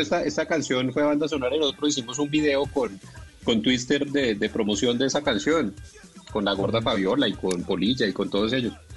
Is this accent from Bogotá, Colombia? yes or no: yes; Bogotá, Colombia; yo en realidad nací en Bogotá y siempre fui bogotano